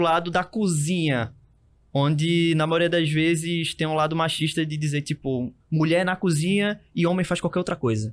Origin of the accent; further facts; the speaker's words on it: Recife, Pernambuco, Brazil; Eu, eu fui criado e continuo é, morando no Zé Bonifácio